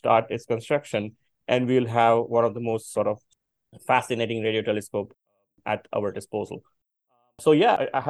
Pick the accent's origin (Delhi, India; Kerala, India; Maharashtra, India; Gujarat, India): Gujarat, India; Botad; also born or lived in Bhavnagar, India; I come from a very small town in India called Botad, where I initially did my schooling